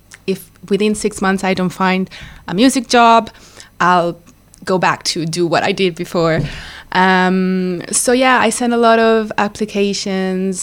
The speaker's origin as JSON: {"language": "English", "region": "Ticino", "country": "Switzerland", "also_born_or_lived": "Lausanne / London", "moved": "as an adult", "said": "I am from Ticino, a very small valley in North Ticino"}